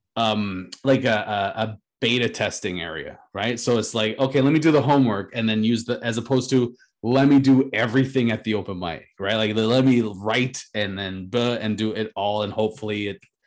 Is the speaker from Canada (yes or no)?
yes; Canada; being a Canadian